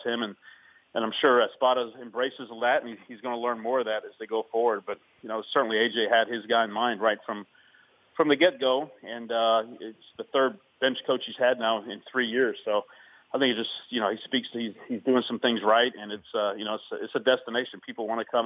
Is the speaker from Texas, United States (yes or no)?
yes; Houston, Texas, United States; I grew up in Houston